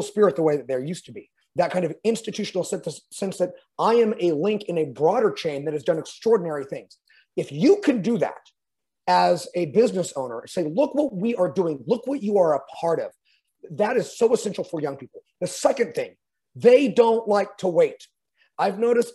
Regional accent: California, United States; I'm a Californian.

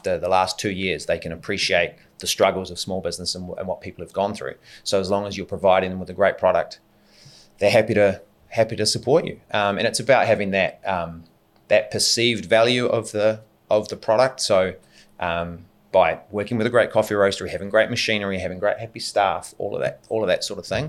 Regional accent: New Zealand; moved away; We're all from New Zealand, so obviously there's always a draw there back to home.

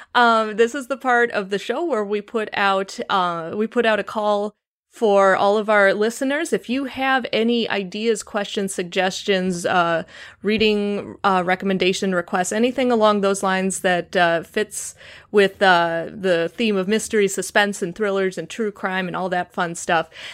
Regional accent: Chicago, Illinois, United States; accent: Chicago; my Chicago accent

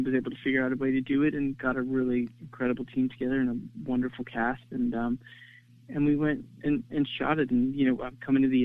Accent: United States; I grew up just outside New York City in a town that was mostly

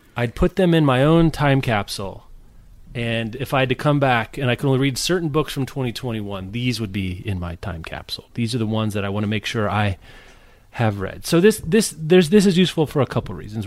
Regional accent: Kansas, United States; I'm from Kansas

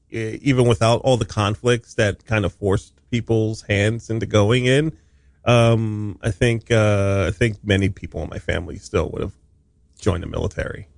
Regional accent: Hawaii, United States; moved away as an adult; I was, uh, raised in Hawaii

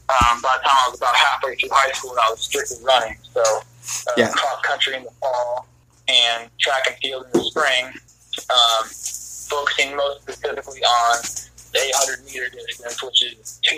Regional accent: Hastings, Nebraska, United States; now in Portland, United States; So I grew up in Nebraska, south central part of the state, town called Hastings.

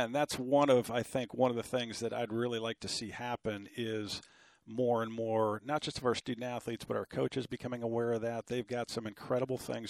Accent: Cleveland, Ohio, United States; I grew up in Cleveland, Ohio, in a family of five kids

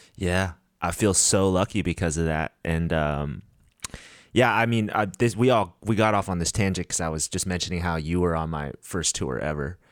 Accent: United States; being Korean American

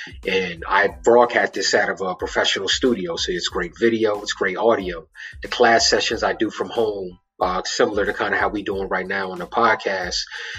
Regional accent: Baltimore, Maryland, United States; But yo, cats, I'm from Baltimore City. It's the hood, this ain't the burbs.

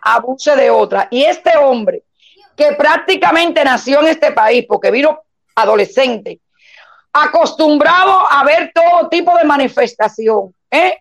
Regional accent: Cuba; now in Miami, United States; todos los cubanos pensemos así

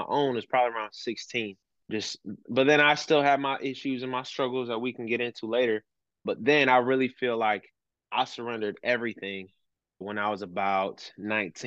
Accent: Sturgis, Michigan, United States; also born or lived in Brazil / Elkhart, Indiana; now in Centerville, United States; I was raised in Sturgis, Michigan

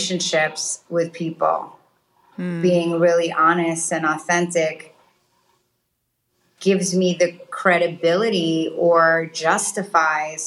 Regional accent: New York City, New York, United States; moved away as an adult; also born or lived in Dubai; I grew up in Queens in New York

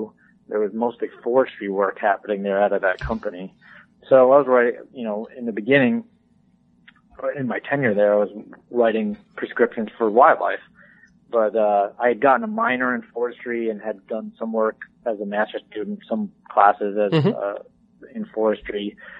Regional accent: Northeast, United States; So I grew up in the Northeast, and I live and work out of my home in New York State, and grew up, like many QDMA employees, as a deer hunter.

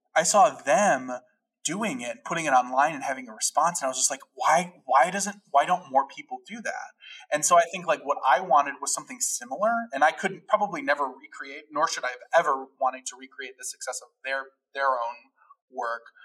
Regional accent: Chicago, Illinois, United States; also born or lived in Addison, Illinois / Gainesville, Florida / Los Angeles; born and raised in Chicago

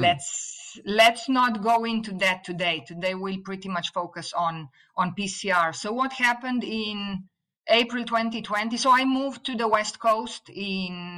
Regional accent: Slovenia; first language Slovene; English is a second language; moved away as an adult; also born or lived in Italy; now in United States; I studied biology in Italy, although I was born in Yugoslavia before it became Slovenia

